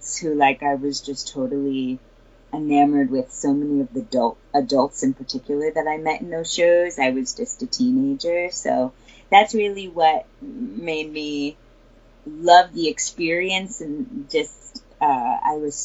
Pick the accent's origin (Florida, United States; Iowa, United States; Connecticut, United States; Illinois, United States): Connecticut, United States; Newtown; I'm from Newtown, Connecticut.